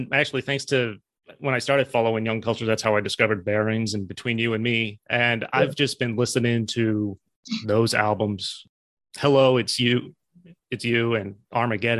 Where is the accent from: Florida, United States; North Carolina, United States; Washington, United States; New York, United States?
New York, United States; also born or lived in South Carolina; I lived in South Carolina for a while and I'd say I'm from New York